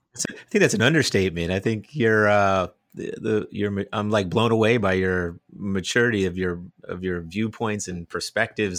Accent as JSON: {"language": "English", "region": "New Jersey", "country": "United States", "tie": "born or raised there", "also_born_or_lived": "Gainesville, Florida", "accent": "New Jersey", "moved": "as an adult", "lives_now": "Australia", "said": "growing up in North Jersey, I have a little bit of a New Jersey accent"}